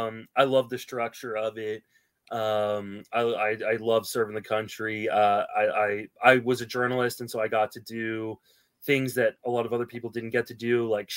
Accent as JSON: {"language": "English", "region": "Virginia", "country": "United States", "tie": "born or raised there", "also_born_or_lived": "Washington, D.C. / Paris, France / London, England", "said": "I moved around quite a bit when I was young. So I was born in Washington, D.C., Georgetown University Hospital. Lived in Northern Virginia off and on with stops in Paris, France, London, England."}